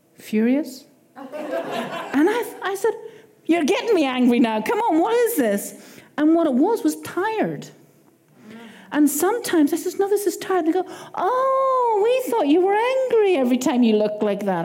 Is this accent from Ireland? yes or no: yes; Ireland; accent: Irish; my Irish accent